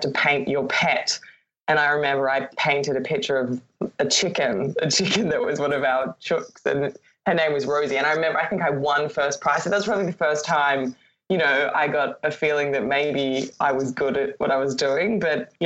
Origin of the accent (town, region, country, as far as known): Brisbane, Queensland, Australia; born or raised there; now in Sydney, Australia